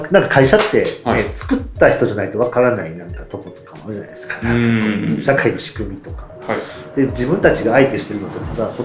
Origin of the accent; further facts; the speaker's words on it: Nara, Japan; now in Kobe, Japan; 私もあのそれこそ奈良の農村の出身な